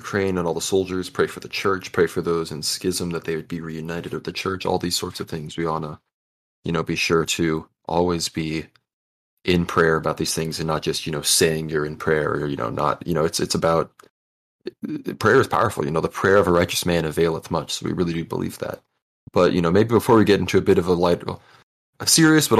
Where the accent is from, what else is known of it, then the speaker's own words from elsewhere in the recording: Turks & Caicos Islands; moved away; I grew up in the Turks and Caicos Islands in the Caribbean